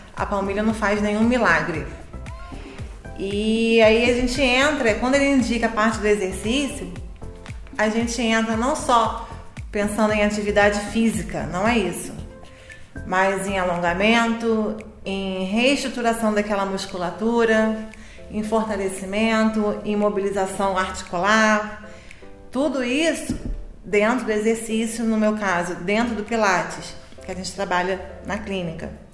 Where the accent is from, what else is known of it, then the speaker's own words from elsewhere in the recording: Niterói, Rio de Janeiro, Brazil; also born or lived in Teresópolis; eu sou de Niterói e trabalho em Teresópolis desde 2004